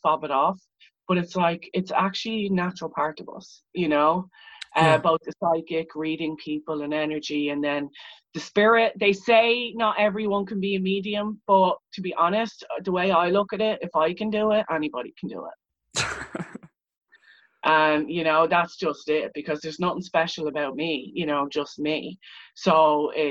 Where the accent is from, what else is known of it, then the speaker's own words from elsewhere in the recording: Leixlip, Leinster, Ireland; I'm actually from Leixlip, which is a town of Viking origin